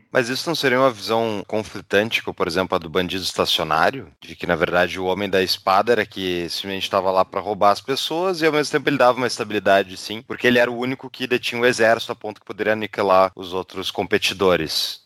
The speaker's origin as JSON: {"language": "Portuguese", "town": "Porto Alegre", "region": "Rio Grande do Sul", "country": "Brazil", "said": "eu sou de Porto Alegre"}